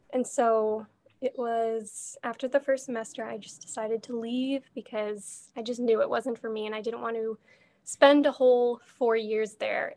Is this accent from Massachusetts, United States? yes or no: yes; Boston area, Massachusetts, United States; I've grown up here my whole entire life